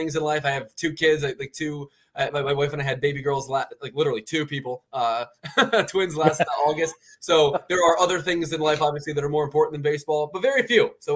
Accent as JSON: {"language": "English", "town": "Philadelphia", "region": "Pennsylvania", "country": "United States", "tie": "born or raised there", "also_born_or_lived": "Baltimore, Maryland", "said": "my family moved there early enough in life"}